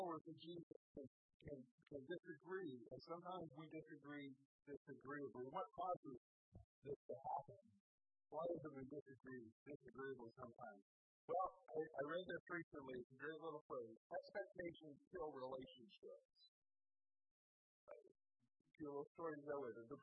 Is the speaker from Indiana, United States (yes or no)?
yes; Indiana, United States; I grew up in Indiana singing a little song that went like this